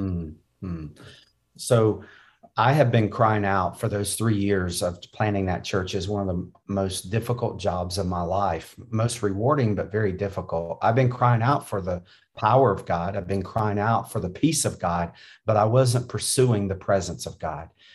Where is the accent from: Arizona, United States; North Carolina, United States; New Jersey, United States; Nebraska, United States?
North Carolina, United States; I grew up in North Carolina.